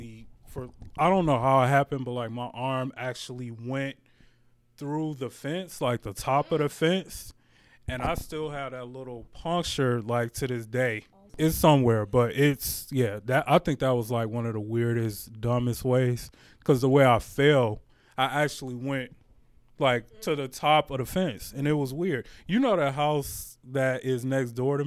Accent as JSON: {"language": "English", "town": "Detroit", "region": "Michigan", "country": "United States", "tie": "born or raised there", "said": "I'm born and raised in Detroit, Michigan, so definitely homegrown"}